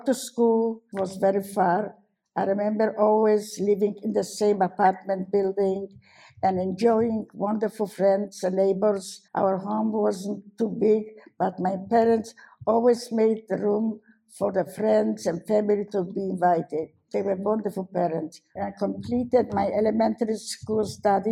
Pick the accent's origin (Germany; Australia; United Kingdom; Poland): Poland; Warsaw, Masovian Voivodeship; moved away; I was born in Warsaw in 1921